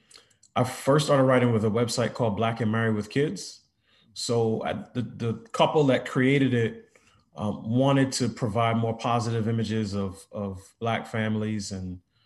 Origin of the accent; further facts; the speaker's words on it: New York City, New York, United States; moved away as an adult; also born or lived in Pittsburgh; I grew up in New York City, in Queens